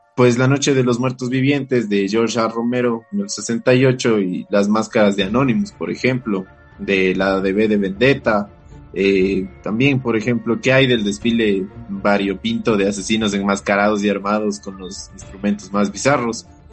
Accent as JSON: {"language": "Spanish", "country": "Ecuador", "said": "como buen ecuatoriano"}